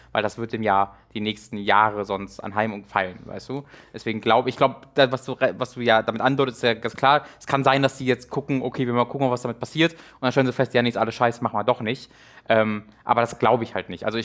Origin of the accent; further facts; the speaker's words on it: North Rhine-Westphalia, Germany; es meistens in der in, in dem Nordrhein-Westfalen Gegend, wo ich herkomme, schon Hochwasser und Dürre